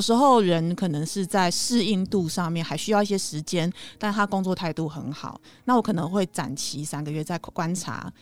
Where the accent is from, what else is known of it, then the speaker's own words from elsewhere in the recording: Taiwan; 我们台湾人